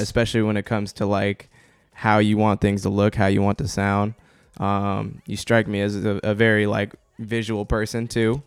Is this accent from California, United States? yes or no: no; Portland, Oregon, United States; moved away; i grew up in Southeast Portland